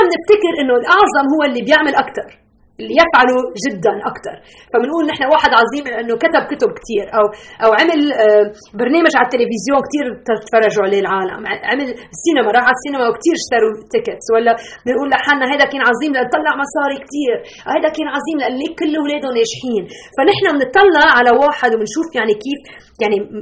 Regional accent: Lebanon; now in Chicago, United States; نحن من لبنان اصولنا بس عايشه هلا بشيكاغو

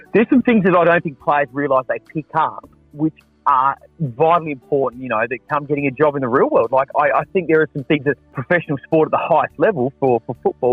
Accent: Adelaide, South Australia, Australia; I was born and bred in Adelaide, 100%

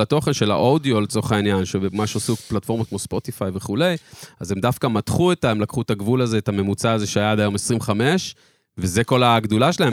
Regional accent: Jerusalem, Jerusalem District, Israel; אני ירושלמי, גדלתי בירושלים

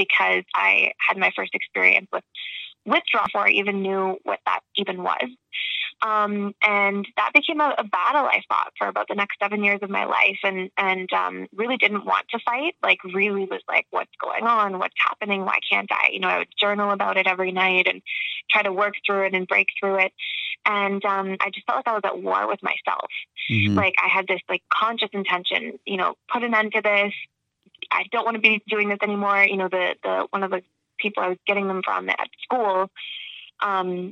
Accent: Toronto, Ontario, Canada; moved away as an adult; also born or lived in Georgia, United States / Florida, United States; I was born in Toronto and raised, and then I went to school in Georgia and then Florida

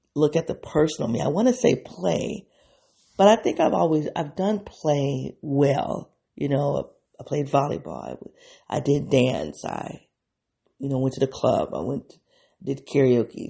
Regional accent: United States; I'm an African American woman.

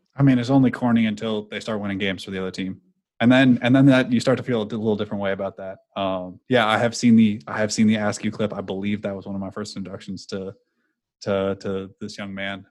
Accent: California, United States; now in East Coast, United States; I'm not from the area. I grew up in California

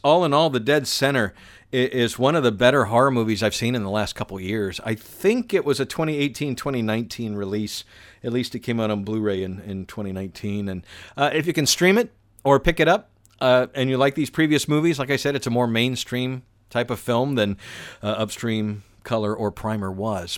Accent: Atlanta, Georgia, United States; my hometown of Atlanta

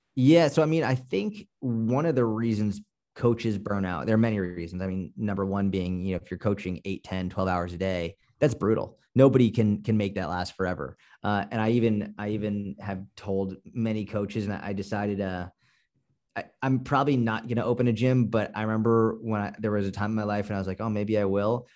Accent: Boston, Massachusetts, United States; I'm from Boston. Like, we're more just, like, no bullshit

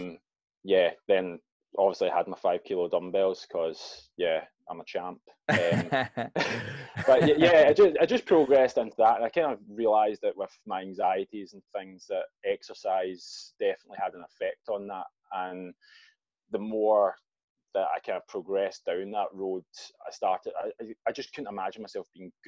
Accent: Glasgow, Scotland, United Kingdom; moved away as an adult; also born or lived in Australia; now in Dundalk, Ireland

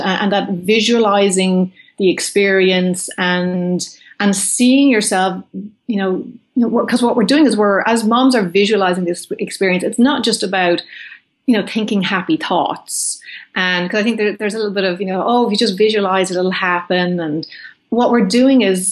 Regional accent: Ireland; moved away as an adult; now in California, United States; as an Irish woman

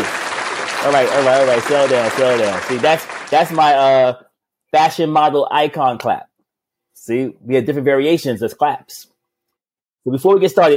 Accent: Thailand; moved away; I'm from Thailand.

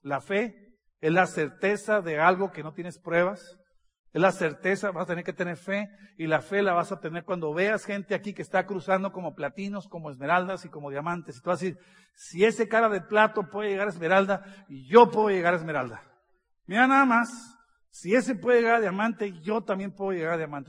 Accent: northern Mexico, Mexico; Soy del norte de México, así hablamos

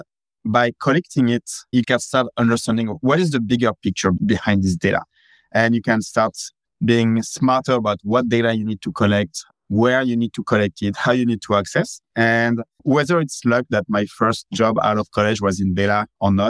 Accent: France; moved away as an adult; now in San Francisco, United States; Originally, I come from France, but yeah, I think at that point of my life, after living here for almost 12, 13 years, yeah, I can call San Francisco my home

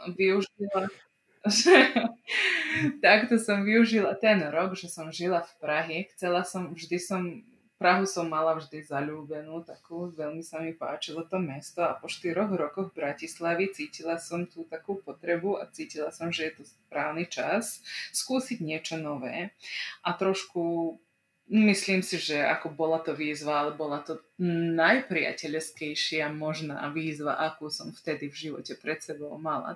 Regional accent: Bački Petrovac, Vojvodina, Serbia; accent: non-Slovak accent; now in Slovakia; ja som sa narodila a vyrastala som v Srbsku, v takej slovenskej obci, aj v slovenskom mestečku, čo sa volá Bačský Petrovec. A je, on sa nachádza vo Vojvodine.

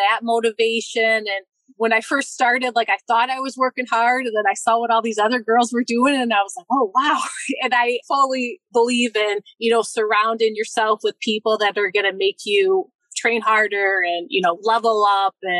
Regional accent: Michigan, United States; close to my parents, my hometown

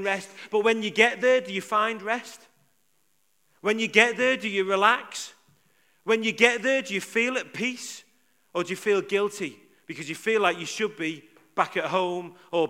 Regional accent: Liverpool, North West England, United Kingdom; I'm from Liverpool.

